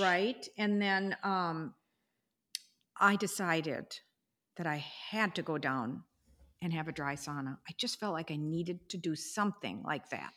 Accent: United States; as American as we are

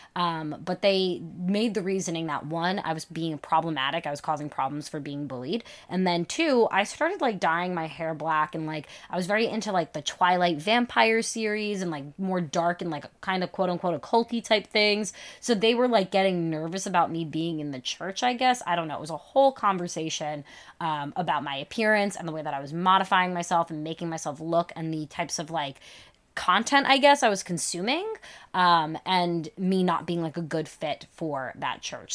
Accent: New York, United States; I'm a witch who works with Jesus, and I am from New York

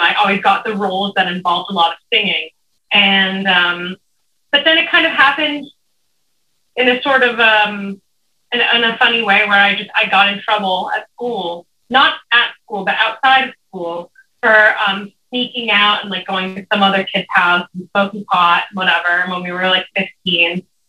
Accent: Los Angeles, California, United States; moved away as an adult; now in Joshua Tree, United States; I grew up in Los Angeles, California, but right now I'm living out in the Joshua Tree Desert

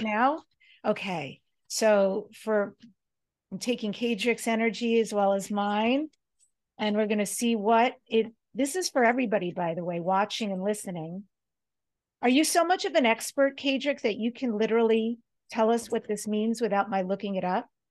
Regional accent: New York, United States; we grew up in New York

